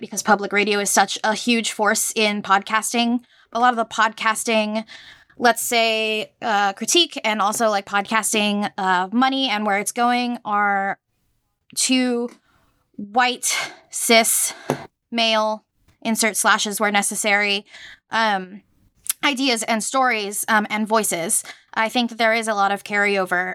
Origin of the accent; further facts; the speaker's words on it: Puerto Rico; moved away; I am from Puerto Rico, and in, uh, I'm from, uh, I grew up there